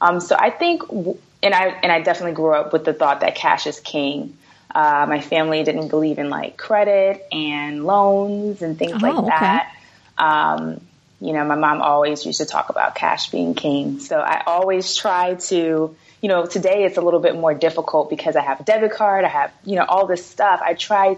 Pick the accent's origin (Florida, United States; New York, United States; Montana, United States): New York, United States; New York City; I'm from Brooklyn, New York